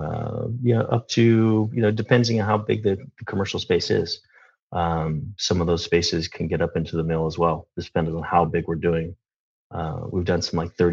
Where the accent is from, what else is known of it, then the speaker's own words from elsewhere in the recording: Lodi, California, United States; moved away as an adult; now in San Carlos, United States; I was born in Lodi, California, Lodi. Wine country, okay. Raised in the Central Valley of California